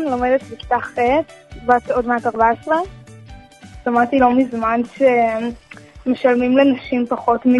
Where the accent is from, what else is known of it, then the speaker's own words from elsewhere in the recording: Tel Aviv, Tel Aviv District, Israel; אני מתל אביב.